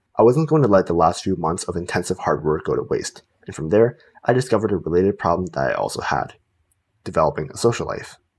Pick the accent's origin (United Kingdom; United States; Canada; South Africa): Canada; Canada, the country I live